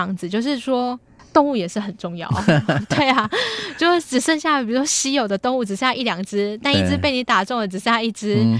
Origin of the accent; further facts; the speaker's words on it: Taiwan; 我们台湾人